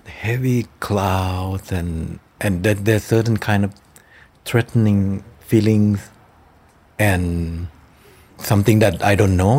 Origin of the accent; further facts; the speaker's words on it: Thailand; Cemetery of Splendor that takes place in my hometown